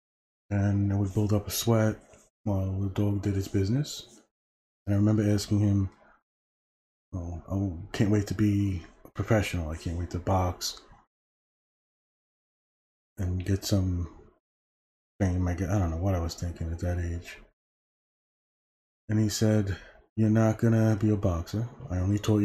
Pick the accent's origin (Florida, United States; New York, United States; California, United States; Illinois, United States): New York, United States; New York City; born and raised in Brooklyn, New York, 1971